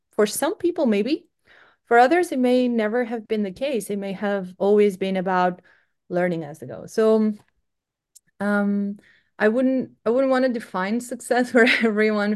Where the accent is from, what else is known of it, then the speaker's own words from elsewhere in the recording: Greece; moved away as an adult; now in United Kingdom; I'm originally from Greece